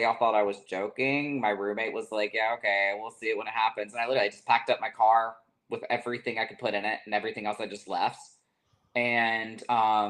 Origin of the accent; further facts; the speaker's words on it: the South, United States; Whereas, like growing up in the South, there's a lot less people, so it's easier to kind of weed out the different types.